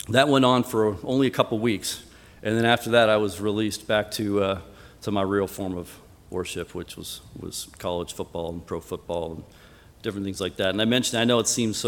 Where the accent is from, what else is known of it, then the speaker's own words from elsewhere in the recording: Colorado, United States; moved away; I was born and raised in Colorado in a non-Christian home